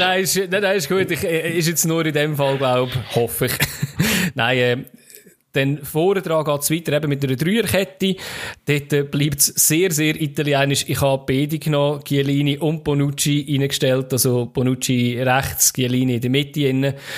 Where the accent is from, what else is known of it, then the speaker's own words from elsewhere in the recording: Switzerland; als Schweizer